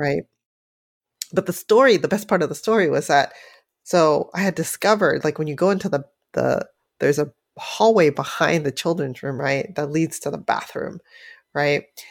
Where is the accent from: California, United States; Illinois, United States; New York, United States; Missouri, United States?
California, United States; San Francisco; growing up in San Francisco, Chinatown, you know, when I was very, very young